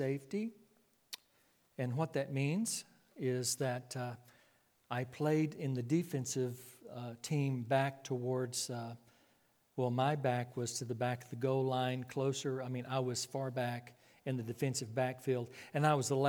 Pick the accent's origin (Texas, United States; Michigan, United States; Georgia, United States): Texas, United States; Clyde; I was raised out in West Texas, 14 miles east of Abilene. There is a small community called Clyde, C-L-Y-D-E. That was my hometown.